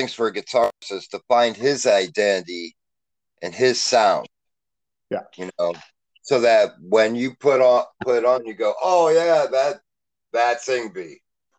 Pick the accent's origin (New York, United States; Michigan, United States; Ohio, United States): Ohio, United States; I'm from Ohio, of the supposed Rock and Roll Hall of Fame.